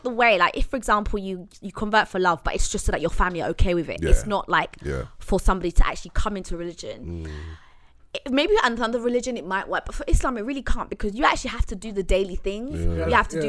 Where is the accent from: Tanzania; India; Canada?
Tanzania; Zanzibar; Like, I'm from Zanzibar, and that is 99.9%. Thank you. 99.9% Muslim home.